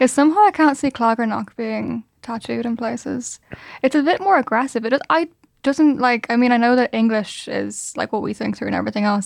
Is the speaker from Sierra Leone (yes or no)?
no; Ireland; We're Irish